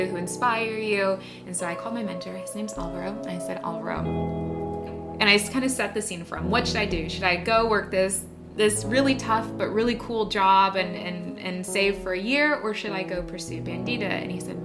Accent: San Diego, California, United States; moved away as an adult; now in New York City, United States; I grew up in San Diego, California

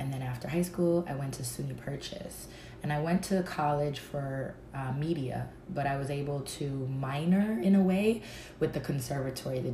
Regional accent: New York City, New York, United States; also born or lived in Miami, Florida; I'm from the Bronx, New York. Born and raised up until, I want to say 25, and then I moved to Miami.

